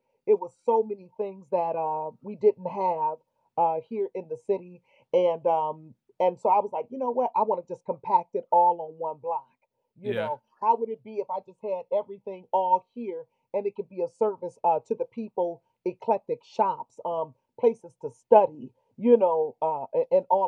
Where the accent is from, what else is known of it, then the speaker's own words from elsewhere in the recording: Detroit, Michigan, United States; also born or lived in Highland Park, Michigan; I was born in Highland Park and grew up and went to school in Detroit, went to high school and junior high and all